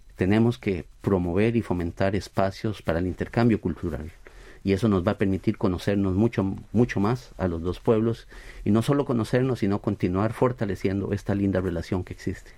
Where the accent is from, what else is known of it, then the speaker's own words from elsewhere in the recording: Costa Rica; moved away as an adult; now in South Korea; creemos como costarricenses, nos sentimos sumamente orgullosos